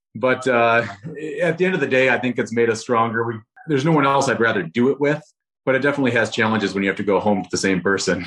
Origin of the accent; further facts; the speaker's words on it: Rochester, Minnesota, United States; moved away; Rochester, Minnesota, so my, my hometown